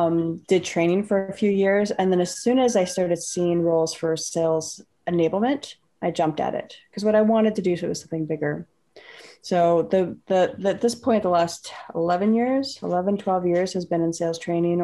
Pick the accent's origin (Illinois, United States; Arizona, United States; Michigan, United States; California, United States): California, United States; the Bay Area; I grew up in the Bay Area. So I grew up in the Bay Area